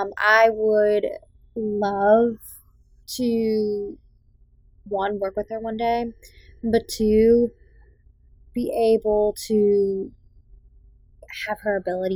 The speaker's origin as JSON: {"language": "English", "region": "Massachusetts", "country": "United States", "tie": "born or raised there", "accent": "Boston", "said": "I just worked very, very hard to get rid of my Boston accent. And it does still come out time to time."}